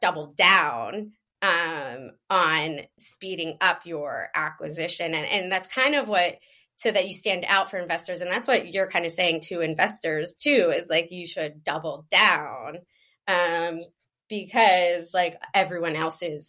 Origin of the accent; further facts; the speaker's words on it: Philadelphia, Pennsylvania, United States; I'm from Philadelphia